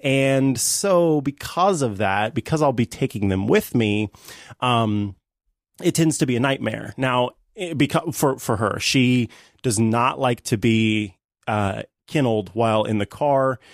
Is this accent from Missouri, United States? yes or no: yes; St. Joseph, Missouri, United States; Saint Joseph, Missouri, my hometown